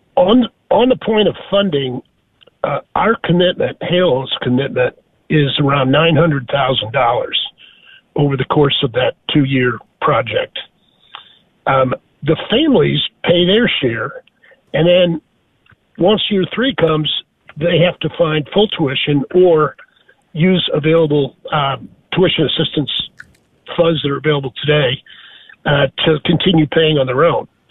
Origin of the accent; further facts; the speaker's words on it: St. Louis, Missouri, United States; moved away; also born or lived in Dallas; I grew up in St. Louis, Missouri